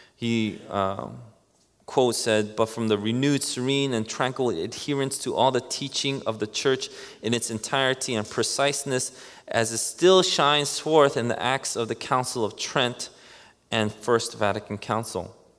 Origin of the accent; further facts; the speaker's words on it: New York City, New York, United States; growing up in Queens